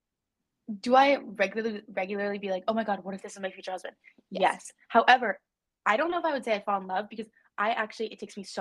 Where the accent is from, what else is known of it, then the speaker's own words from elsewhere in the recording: New Mexico, United States; moved away; I'm from New Mexico